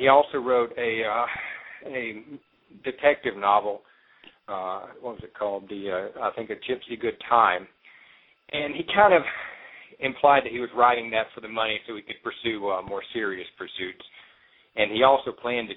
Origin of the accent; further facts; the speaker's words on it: Alabama, United States; I was born and raised in Alabama